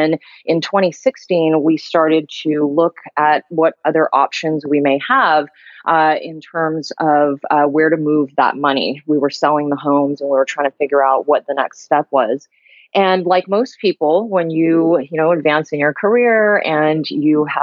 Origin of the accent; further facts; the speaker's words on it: California, United States; also born or lived in Honolulu, Hawaii; I grew up in California, but I was born in Honolulu.